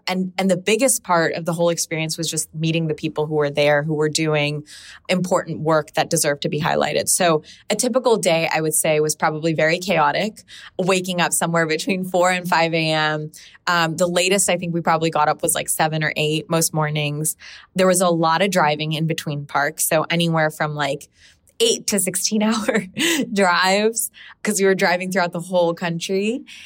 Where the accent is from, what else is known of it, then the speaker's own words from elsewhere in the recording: Pakistan; now in United States; I come from Pakistan